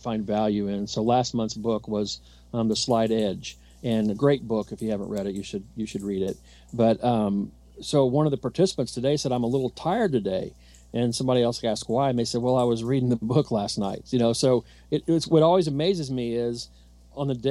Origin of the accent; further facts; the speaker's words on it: Southern Indiana, United States; I'm from Southern Indiana.